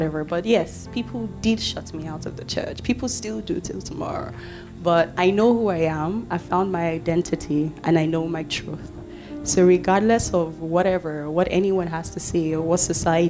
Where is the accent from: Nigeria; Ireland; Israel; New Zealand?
Nigeria; Warri, Delta; English is a second language; my hometown, Warri Delta State